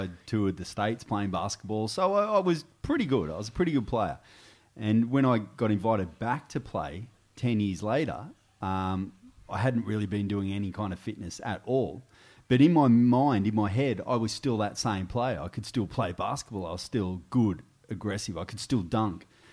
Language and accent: English; Goulburn, New South Wales, Australia; moved away as an adult; also born or lived in Albury, New South Wales / Canberra; now in Sydney, Australia; I left there when I was ten and moved to Goulburn. uh, and spent the rest of my years, uh, in Goulburn until I was twenty-one